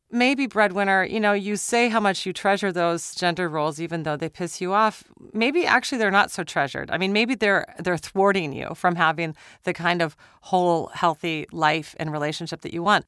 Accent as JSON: {"language": "English", "region": "Minnesota", "country": "United States", "said": "I'm from Minnesota"}